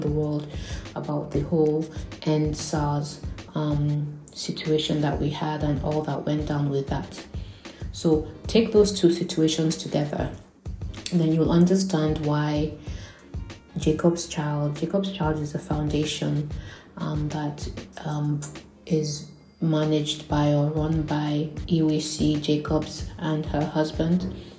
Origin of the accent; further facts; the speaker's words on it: Nigeria; being Nigerian